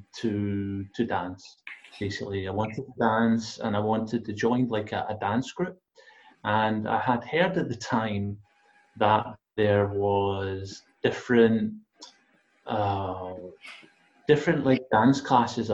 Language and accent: English; Glasgow, Scotland, United Kingdom; I'm from Glasgow.